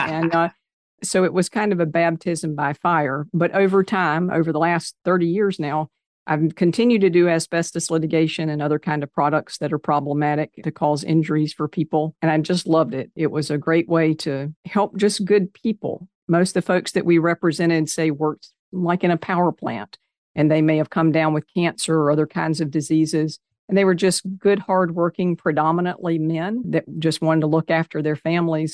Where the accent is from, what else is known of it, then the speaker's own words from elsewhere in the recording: Kannapolis, North Carolina, United States; also born or lived in Greensboro, North Carolina; I grew up in Kannapolis, North Carolina, which is a little bit north of Charlotte.